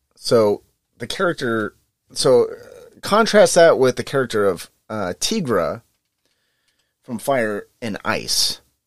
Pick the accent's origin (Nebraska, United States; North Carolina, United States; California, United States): California, United States; Northern; I'm from Northern California